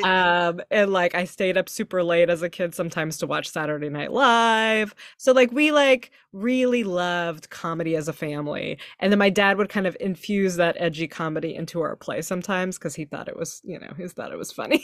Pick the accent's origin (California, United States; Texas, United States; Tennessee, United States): Texas, United States; now in San Francisco, United States; I grew up in Texas